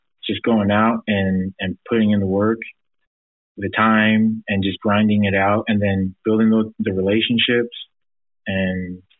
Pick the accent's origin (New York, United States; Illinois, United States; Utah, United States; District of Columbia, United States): Utah, United States; Provo; growing up in Provo, Utah, there's not a lot of diversity.